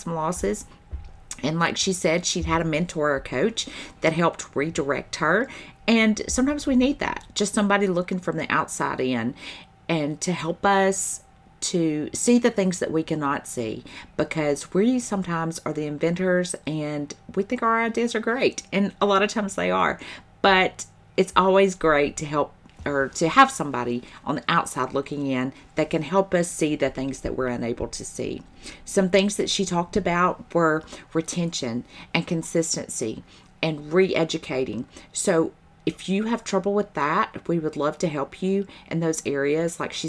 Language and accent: English; the South, United States; I say y'all, and I say fix it, and I'm from the South